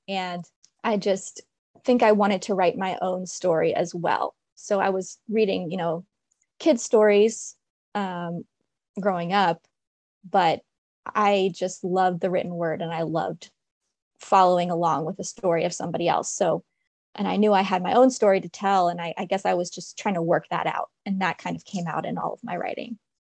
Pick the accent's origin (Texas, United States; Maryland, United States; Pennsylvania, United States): Maryland, United States; DC/Baltimore area; also born or lived in Washington, D.C.; I'm from Maryland, and from the D C, Baltimore area, I went to school in Baltimore.